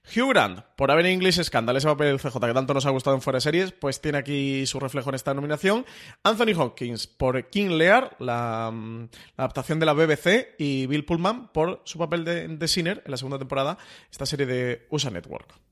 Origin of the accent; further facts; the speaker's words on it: Mediterranean coast, Spain; Somos gente del Mediterráneo